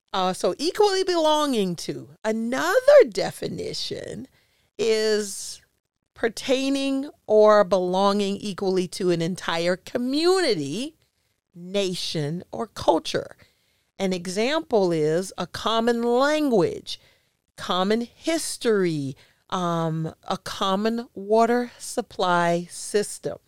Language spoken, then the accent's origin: English; Jacksonville, Florida, United States; also born or lived in Chicago; I was born in Chicago, but I was raised in Jacksonville